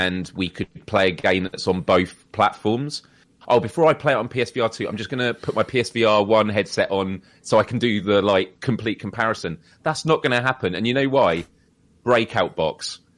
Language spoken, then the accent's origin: English; United Kingdom; we're British